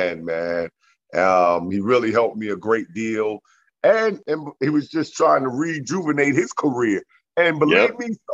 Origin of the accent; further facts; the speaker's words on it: New York City, New York, United States; I'm from Left Rack City, Queens.